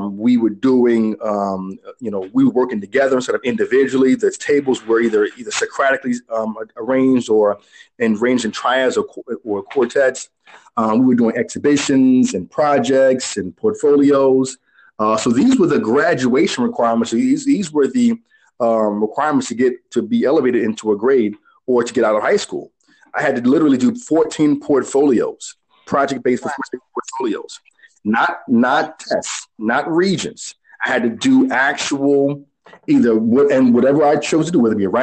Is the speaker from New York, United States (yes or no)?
yes; New York City, New York, United States; I'm from New York